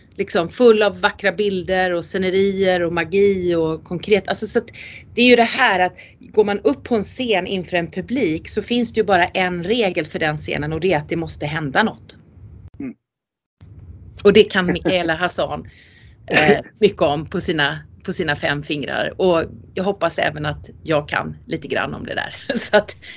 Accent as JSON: {"language": "Swedish", "country": "Sweden", "first_language": "Swedish", "said": "jag som rikssvensk då och rikssvensk skådespelare, jag spelar ju på mitt språk för det är det enda jag kan"}